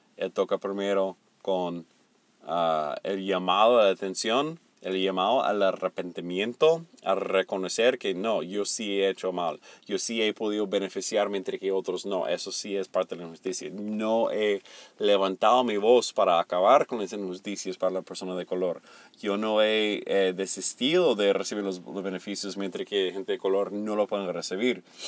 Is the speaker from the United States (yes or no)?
yes; the American South, United States; Spanish is a second language; also born or lived in Venezuela; mi familia no es una familia que puede sacar sus raíces de, de los dueños de plantaciones del sur. Más bien, éramos la gente pobre